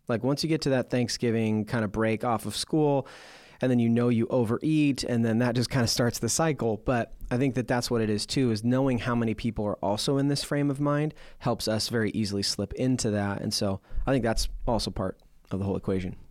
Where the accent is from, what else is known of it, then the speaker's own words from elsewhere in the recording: Portland, Oregon, United States; growing up in Portland, we had the Portland Winterhawks